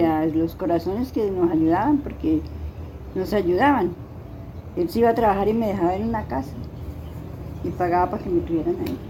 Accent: La Vega de los Padres, Tolima, Colombia; now in Armero, Colombia; yo soy de La Vega de los Padres

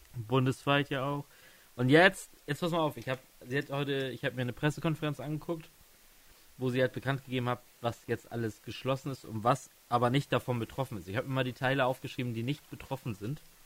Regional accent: Stade district, Lower Saxony, Germany; ich komme ja aus dem Landkreis Stade

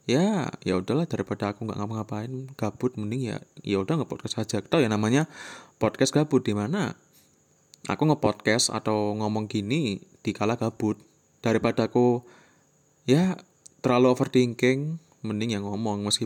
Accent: Magetan, East Java, Indonesia; first language Javanese; Indonesian is a second language; Magetan Magetan Jawa Timur jadi ya bahasa tiap hari itu ya bahasa Jawa gitu mohon maaf ya kalau misalkan aksenku cara ngomongku tuh kayak kurang baik

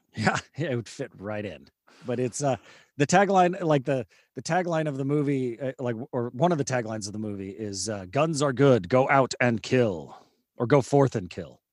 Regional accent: California, United States; moved away; also born or lived in Houston; Cal, California, but it was, you know, I was in elementary school, like, thirty years ago

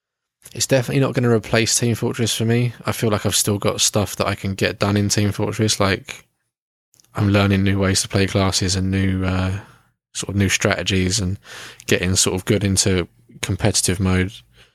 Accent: Kent, South East England, United Kingdom; we're both from Kent.

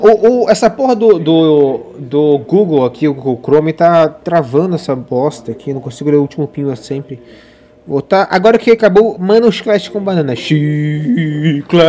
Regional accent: São José dos Campos, São Paulo, Brazil; eu sou de São José

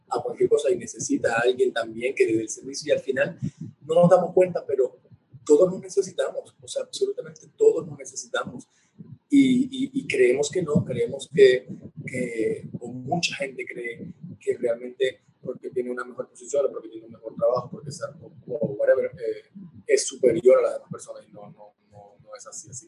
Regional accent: Venezuela; moved away; Mi niñez está en Venezuela, pero considero que una vez que partí de allí, estoy como que realizando mi vida acá, en este otro lado del mundo

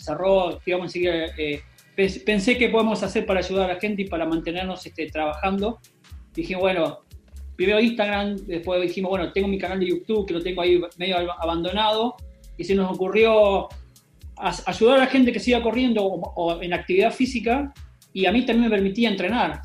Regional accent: Entre Ríos, Argentina; moved away as an adult; also born or lived in Spain; yo soy de Entre Ríos, y Entre Ríos en, algunas partes de mi pueblo

